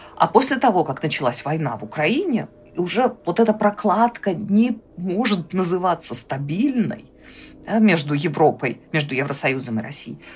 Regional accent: Belarus; мы, белорусы

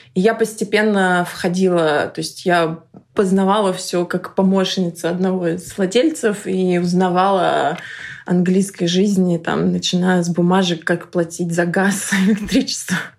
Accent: Russia; moved away as an adult; now in London, United Kingdom; я русская

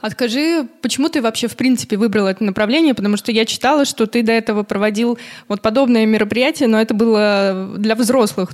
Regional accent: Buryatia, Russia; Это все было в Бурятии, откуда я родом

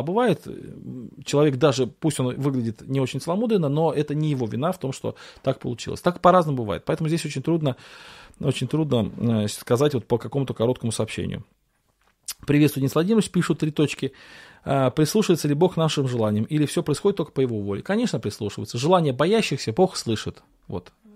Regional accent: Russia; мы в России выросли, в Советском Союзе

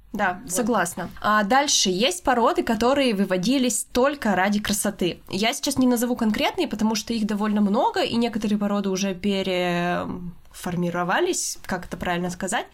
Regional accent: Russia; мы обе из России

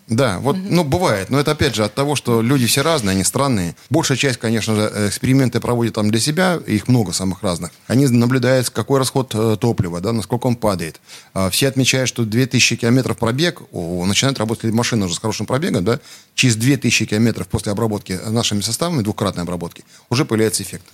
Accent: Siberia, Russia; Я родился в Сибири

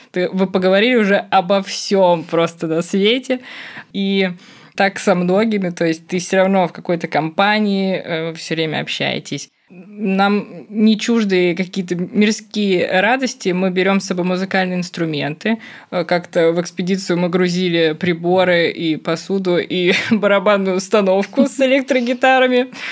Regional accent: Moscow, Russia; я из Москвы

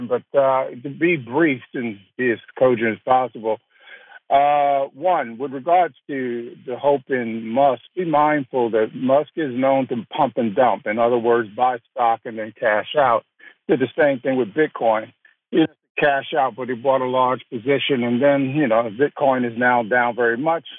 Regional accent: New York City, New York, United States; I'm a New Yorker born and bred

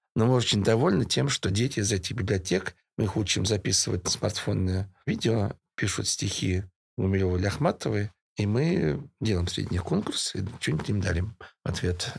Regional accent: Russia; Да, я из России

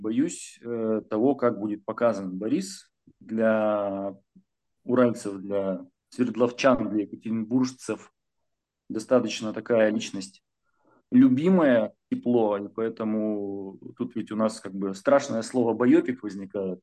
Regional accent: Urals, Russia; я же с Урала, с гор спустился почти что

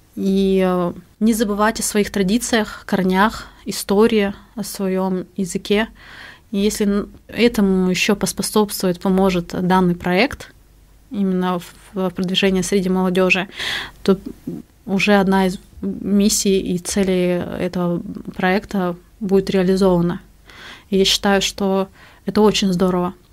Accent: Arka, Khabarovsk Krai, Russia; now in Yakutia, Russia; Родом я из села Арка Охотского района Хабаровского края

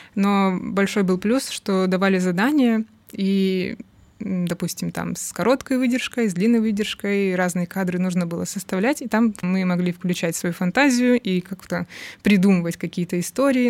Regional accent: Rostov-on-Don, Rostov Oblast, Russia; я из Ростова-на-Дону, а там не так все богато культурой

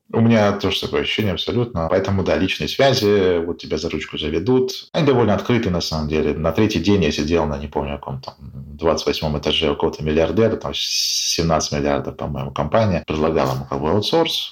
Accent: Russia; мы там из России

